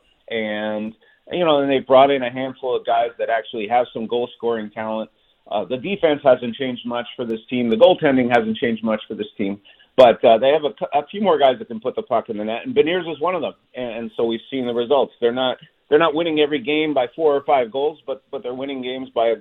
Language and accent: English; Montreal, Quebec, Canada; now in Seattle, United States; I grew up in Montreal